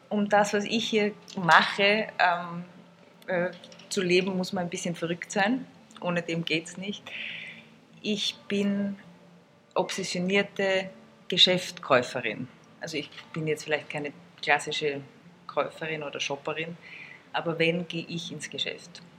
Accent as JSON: {"language": "German", "region": "Salzburg", "country": "Austria", "tie": "born or raised there", "moved": "yes", "lives_now": "Vienna, Austria", "said": "ich bin wie alle Österreicher am Rad aufgewachsen. Ich komme aus Salzburg"}